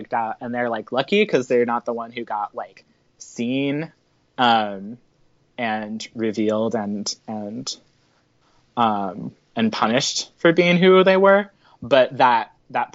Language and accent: English; Midwest, United States; I grew up in the Midwest, so I have a really complicated relationship with religion